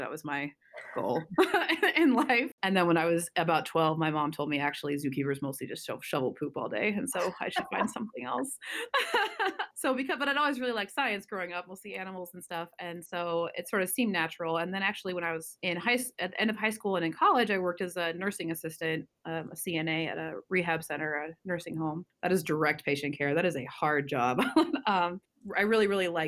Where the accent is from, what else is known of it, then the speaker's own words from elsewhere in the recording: Spokane, Washington, United States; moved away as an adult; also born or lived in Seattle, United States / New York, United States / Massachusetts, United States; now in Ohio, United States; I grew up in the eastern side of Washington State in a town called Spokane